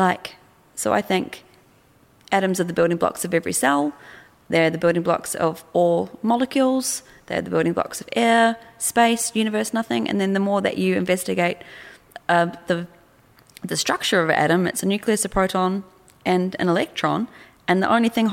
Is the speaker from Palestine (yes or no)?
no; New Zealand; also born or lived in Australia; I'm from New Zealand